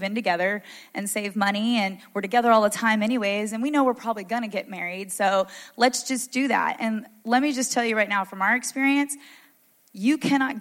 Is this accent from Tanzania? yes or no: no; the South, United States; I grew up in the South where I went to church every Sunday.